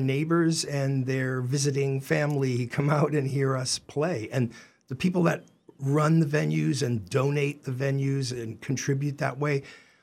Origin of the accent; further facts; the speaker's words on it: Boston, Massachusetts, United States; now in Northampton, United States; I grew up in Boston